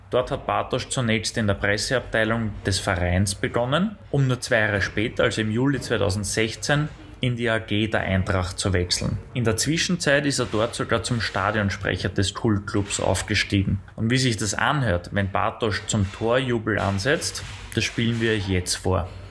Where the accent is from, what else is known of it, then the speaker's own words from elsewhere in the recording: Untersiebenbrunn, Lower Austria, Austria; Also ich bin direkt neben Untersimbrunn aufgewachsen.